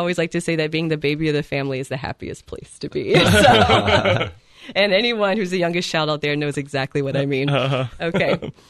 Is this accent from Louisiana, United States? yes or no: yes; South Louisiana, United States; moved away; I'm from South Louisiana originally.